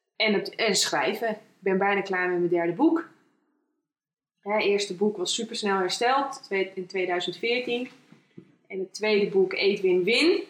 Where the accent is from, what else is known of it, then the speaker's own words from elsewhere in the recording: Friesland, Netherlands; geboren in Friesland